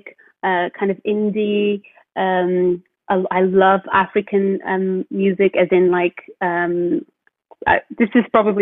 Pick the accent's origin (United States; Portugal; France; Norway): Portugal; now in United Kingdom; growing up in Portugal, being one of the sunniest countries in Europe